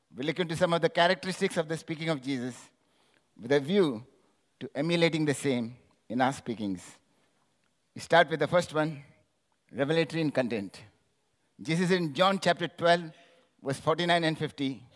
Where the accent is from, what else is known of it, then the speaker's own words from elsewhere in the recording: India; I'm from India.